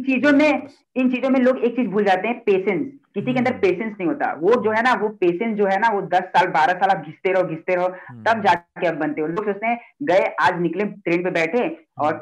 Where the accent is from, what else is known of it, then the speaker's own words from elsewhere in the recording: Mumbai, Maharashtra, India; मैं मुंबई से हूँ